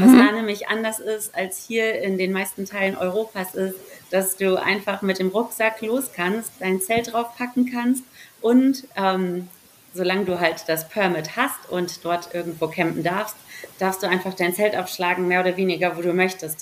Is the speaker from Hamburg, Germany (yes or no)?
yes; Hamburg, Germany; moved away as an adult; now in Salzburg, Austria; komme ursprünglich aus Hamburg, bin eigentlich eine Hamburger deren da aufgewachsen und groß geworden